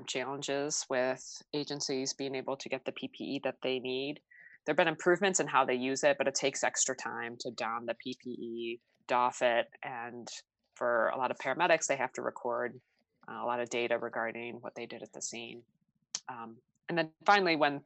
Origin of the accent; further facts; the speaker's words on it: outside of Chicago, Illinois, United States; I grew up outside of Chicago